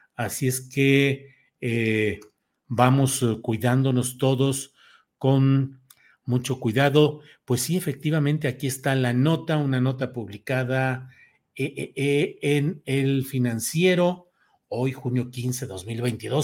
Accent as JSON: {"language": "Spanish", "town": "Torreón", "region": "Coahuila", "country": "Mexico", "tie": "born or raised there", "also_born_or_lived": "San Luis Potosí", "moved": "yes", "said": "desde mi natal, Torreón, Coahuila"}